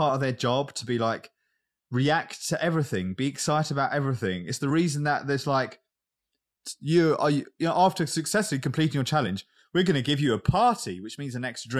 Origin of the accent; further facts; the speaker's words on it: East of England, United Kingdom; Oh, well, guess what? I'm from Essex.